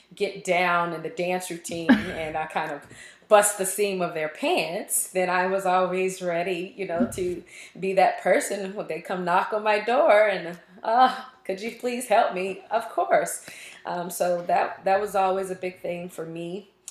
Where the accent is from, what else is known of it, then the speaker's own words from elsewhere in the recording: Richmond, Virginia, United States; moved away as an adult; also born or lived in Auburn, Alabama; now in Austin, United States; I am from Richmond, Virginia, born and raised, all my school there, everything. So that is home